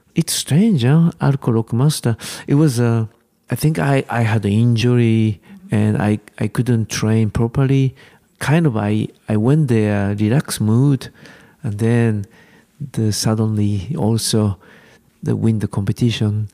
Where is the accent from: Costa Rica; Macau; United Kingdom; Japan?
Japan; English is a second language; Japanese climber, we are far from European climbing scene.